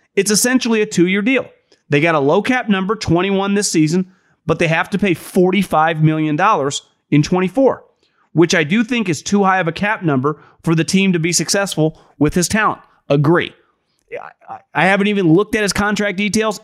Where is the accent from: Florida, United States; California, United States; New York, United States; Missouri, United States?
California, United States; Northern; I'm born and raised in Northern California